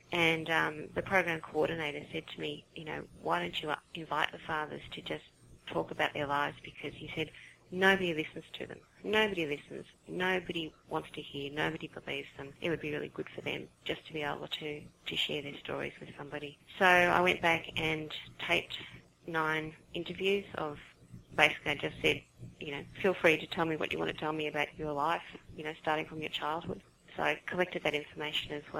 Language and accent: English; Sydney, New South Wales, Australia; from Sydney, Australia, if you hadn't guessed from my accent